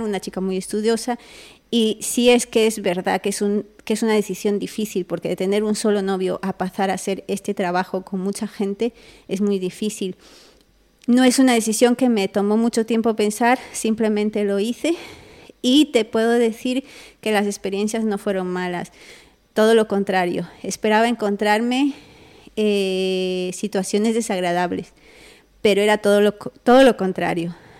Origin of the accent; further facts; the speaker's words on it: Peru; Yo soy una chica peruana